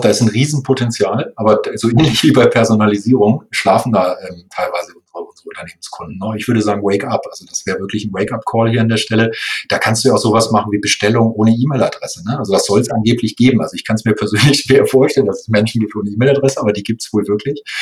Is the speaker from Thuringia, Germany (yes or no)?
no; Lower Saxony, Germany; also born or lived in Munich; ich in Nordlicht bin, also gebürtiger Niedersachse